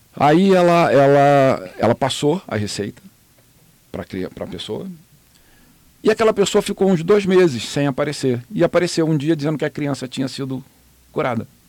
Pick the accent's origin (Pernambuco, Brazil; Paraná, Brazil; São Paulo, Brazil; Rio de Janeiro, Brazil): Rio de Janeiro, Brazil; moved away as an adult; now in Miami, United States; a família do meu pai é do Rio de Janeiro, onde eu nasci